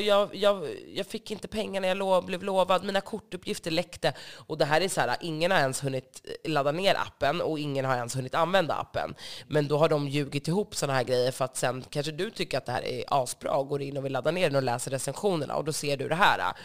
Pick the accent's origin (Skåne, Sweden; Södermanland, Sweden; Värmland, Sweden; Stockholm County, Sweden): Stockholm County, Sweden; Stockholm; Jag är uppvuxen på Söder